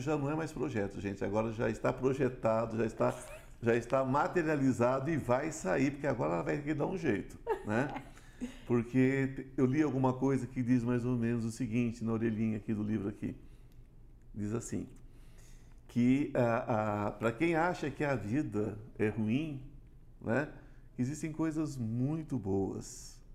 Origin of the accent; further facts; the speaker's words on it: São Paulo, Brazil; now in Goiás, Brazil; eu sou paulista, amo São Paulo, mas meu coração agora já é goiano